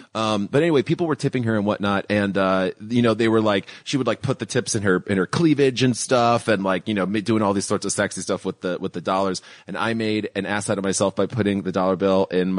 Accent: Chicago, Illinois, United States; born or raised there

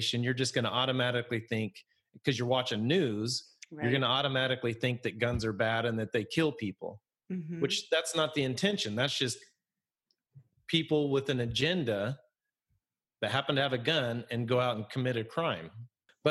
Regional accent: Idaho, United States; now in Pacific Northwest, United States; growing up in Idaho, there's a lot of cattle ranches

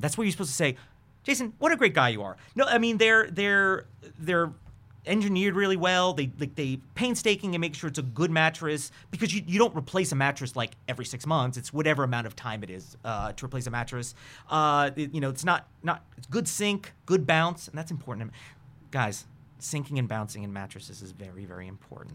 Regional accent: New York, United States; I'm from New York.

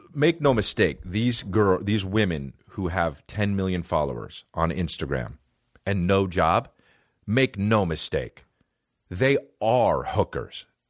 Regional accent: West Coast, United States; I'm East Coast born, but West Coast raised, just like …

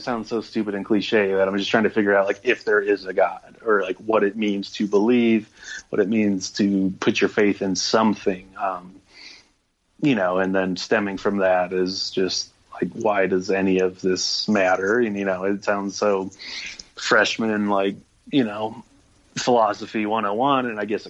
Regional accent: Minnesota, United States; moved away as an adult; now in Fort Collins, United States; So I moved out from Minnesota to Fort Collins and went to school there.

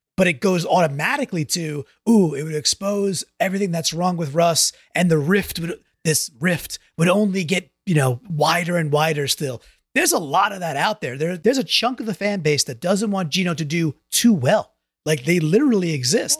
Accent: New York, United States; I grew up in New York

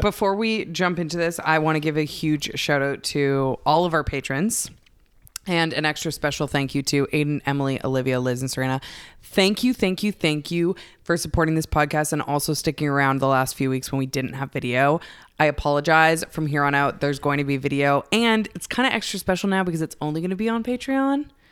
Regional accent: Canada; I'm Canadian

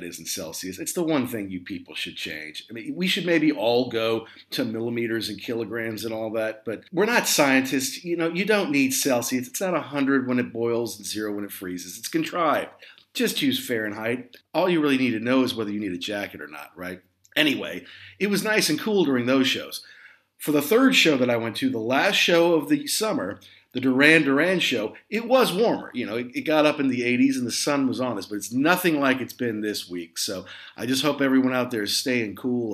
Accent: the Midwest and the Southeast, United States; moved away as an adult; also born or lived in Southeast, United States; now in London, United Kingdom; I grew up in the Midwest and in the Southeast

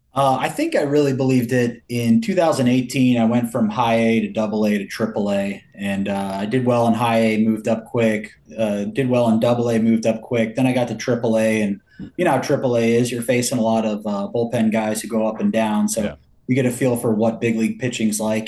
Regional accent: Milwaukee, Wisconsin, United States; I was born in Milwaukee

